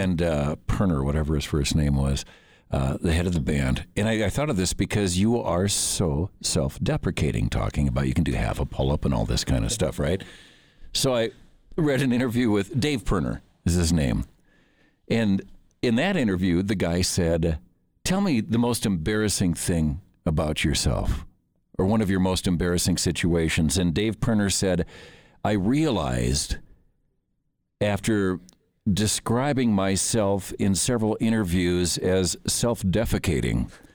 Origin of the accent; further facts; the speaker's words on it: Minneapolis, Minnesota, United States; moved away; Minneapolis, which is my hometown